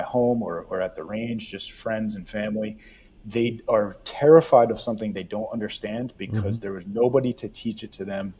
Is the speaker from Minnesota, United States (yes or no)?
yes; Minnesota, United States; now in New Jersey, United States; I grew up in Minnesota